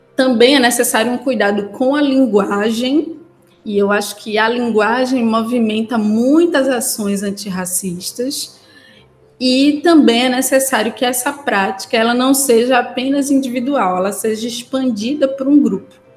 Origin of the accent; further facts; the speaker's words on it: Pernambuco, Brazil; moved away as an adult; now in Salvador, Brazil; eu sou pernambucana, né? Trabalho e moro em Salvador, mas eu sou pernambucana